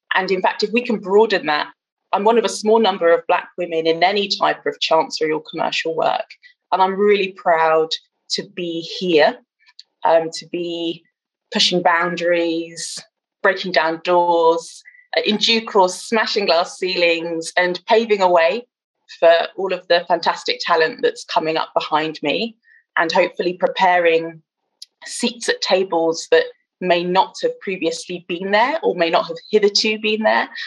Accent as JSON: {"language": "English", "town": "Bristol", "region": "South West England", "country": "United Kingdom", "moved": "yes", "lives_now": "London, United Kingdom", "said": "I live in northwest London, but I originally hail from Bristol"}